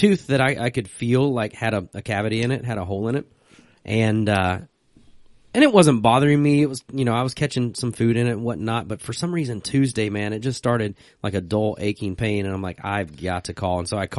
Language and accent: English; Virginia, United States; where I grew up in Virginia.